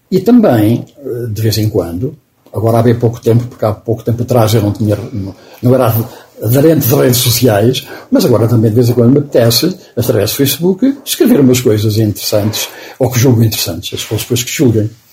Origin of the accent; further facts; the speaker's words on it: Oliveira do Hospital, Centro, Portugal; moved away; a casa onde eu nasci, que agora, que agora é um pequeno palacete, na altura era um monte de ruínas, onde eu fui criado